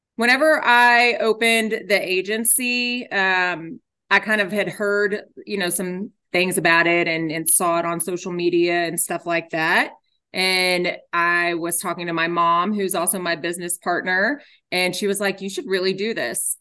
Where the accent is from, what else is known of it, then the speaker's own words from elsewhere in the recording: Garland, Texas, United States; grew up in Garland.